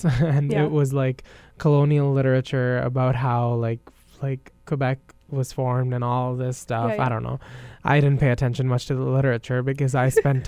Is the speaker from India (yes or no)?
yes; India; as an Indian